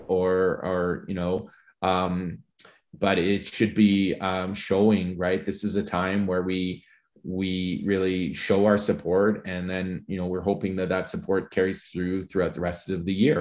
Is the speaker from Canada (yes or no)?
yes; St. Albert, Alberta, Canada; growing up in Saint Albert in Paul Kane High School in the nineteen eighties